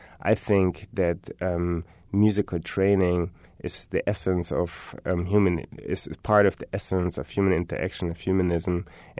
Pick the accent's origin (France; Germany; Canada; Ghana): Germany; I'm from Germany. I have German rap.